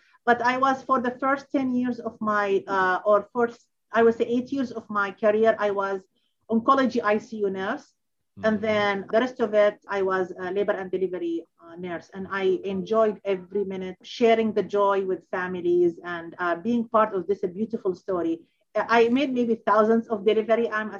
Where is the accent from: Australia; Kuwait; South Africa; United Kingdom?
Kuwait; born there; also born or lived in Baghdad, Iraq / Amman, Jordan; I was born in Kuwait, and then I moved to Baghdad, Iraq, and then 4 or 5 years later, I moved to Jordan, Amman